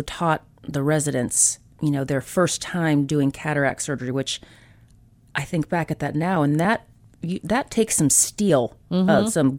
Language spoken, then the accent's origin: English; Indiana, United States; So I grew up in Indiana, so mm-hmm. I consider myself a Hoosier.